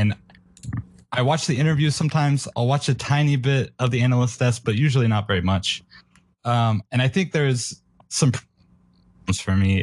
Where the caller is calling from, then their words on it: Athens, Ohio, United States; I am calling from Athens, Ohio